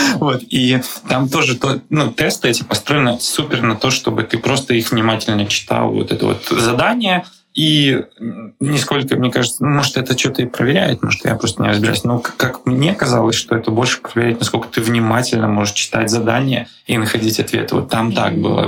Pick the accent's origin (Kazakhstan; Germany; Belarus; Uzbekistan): Belarus; now in Prague, Czech Republic; я сам из Беларуси